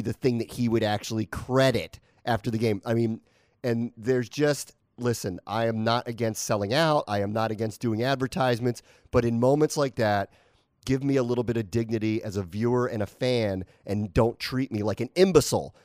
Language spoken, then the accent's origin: English; Washington, District of Columbia, United States; I'm from Washington, D C